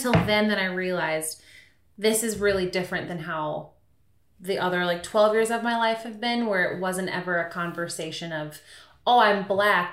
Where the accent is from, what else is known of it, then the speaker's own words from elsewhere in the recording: Stillwater, Minnesota, United States; I grew up in Stillwater, Minnesota